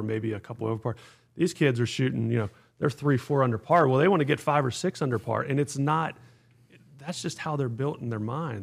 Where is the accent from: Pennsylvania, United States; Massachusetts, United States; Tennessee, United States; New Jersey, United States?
Pennsylvania, United States; Pittsburgh; also born or lived in Atlanta; now in Pinehurst, United States; I grew up in the Northeast in Pittsburgh